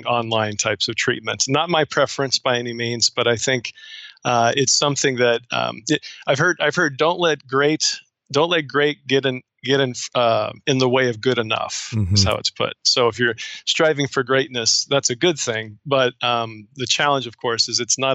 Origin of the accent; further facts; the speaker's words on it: Kansas, United States; now in Lincoln, United States; I am originally from Kansas